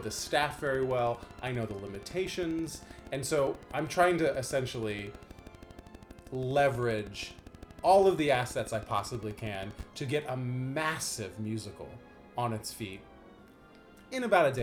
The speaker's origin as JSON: {"language": "English", "town": "Dayton", "region": "Ohio", "country": "United States", "tie": "born or raised there", "said": "the town that I grew up in, Dayton, Ohio"}